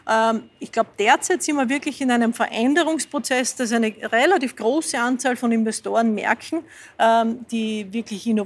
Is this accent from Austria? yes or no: yes; Lower Austria, Austria; now in Vienna, Austria; ich fahre in Wien überall mit dem Fahrrad. Äh, ich komme ursprünglich aus dem Waldviertel, dort wäre es ein bisschen schwerer, ich bin in die Schule gegangen, die war 25 Kilometer entfernt